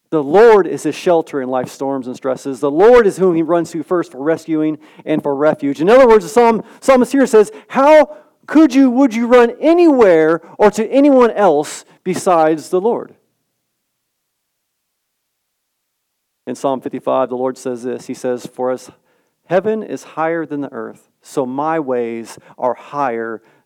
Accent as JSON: {"language": "English", "region": "Southern California", "country": "United States", "tie": "born or raised there", "said": "born and raised in Southern California"}